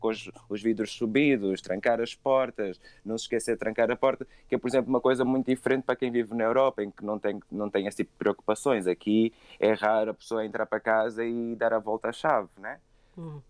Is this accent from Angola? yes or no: yes; Angola; eu senti muito isso crescendo em África, que é esse estado de, sobre, de sombriedade e a África, vou falar Angola para ser mais específico